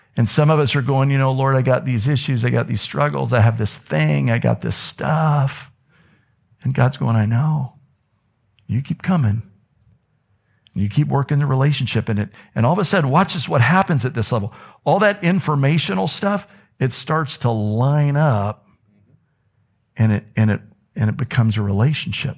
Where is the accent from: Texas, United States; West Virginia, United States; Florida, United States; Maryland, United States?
Florida, United States; I'm from Florida